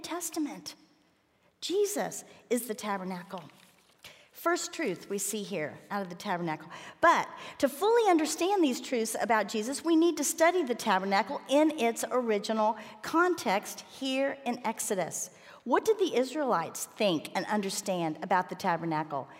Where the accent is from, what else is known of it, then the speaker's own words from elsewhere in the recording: Miami, Florida, United States; I grew up in Miami